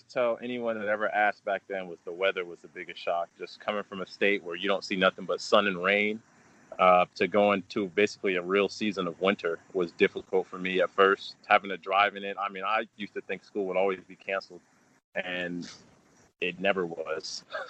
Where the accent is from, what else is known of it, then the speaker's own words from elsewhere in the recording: California, United States; now in Kentucky, United States; where I grew up in California. Where I grew up was a suburb. A lot of Asian people, a lot of Caucasians. You know, you don't see that many Black people where I'm from.